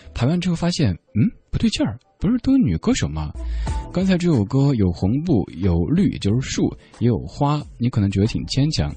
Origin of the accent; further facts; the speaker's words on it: Chengdu, Sichuan, China; accent: Chengdu dialect; first language Chengdu dialect; 我的家乡话、成都话